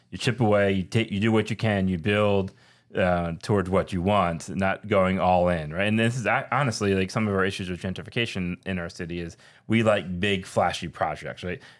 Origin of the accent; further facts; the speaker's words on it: Philadelphia, Pennsylvania, United States; moved away; I'm from Philly